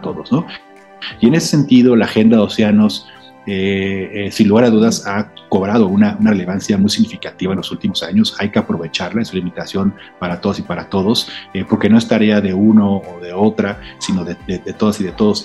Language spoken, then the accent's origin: Spanish; Mexico; como mexicanos y mexicanas